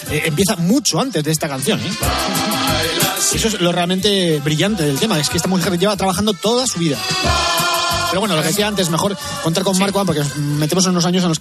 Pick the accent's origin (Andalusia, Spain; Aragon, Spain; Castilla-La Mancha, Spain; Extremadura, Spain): Aragon, Spain; Zaragoza; la fiesta de mi pueblo, San Valero, Rosconero y Ventonero, patrón de Zaragoza.